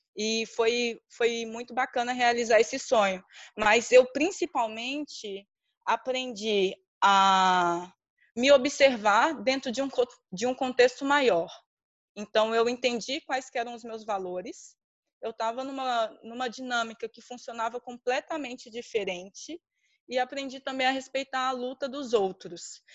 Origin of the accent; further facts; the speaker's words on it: Minas Gerais, Brazil; eu sou de Minas Gerais